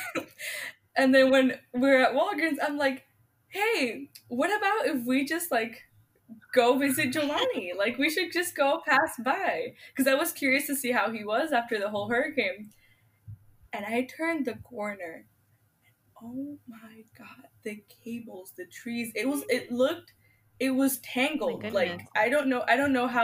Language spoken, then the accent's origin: English; Florida, United States; moved away; also born or lived in Puerto Rico; I'm from Florida. I wasn't born in Florida, but I was raised there